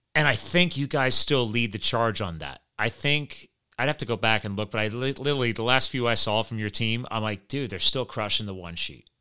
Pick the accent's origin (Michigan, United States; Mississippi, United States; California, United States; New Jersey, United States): New Jersey, United States; now in Pennsylvania, United States; I was born in Jersey